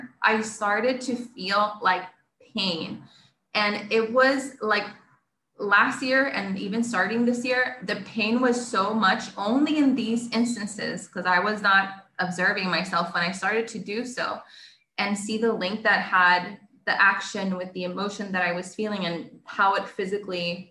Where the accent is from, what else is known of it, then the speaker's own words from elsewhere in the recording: Puerto Rico; first language Spanish; English is a second language; I'm from Puerto Rico